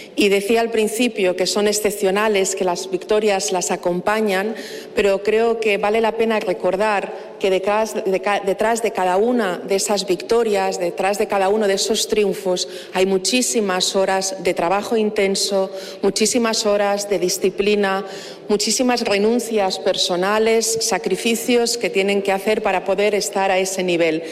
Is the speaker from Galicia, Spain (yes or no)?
no; Mallorca, Balearic Islands, Spain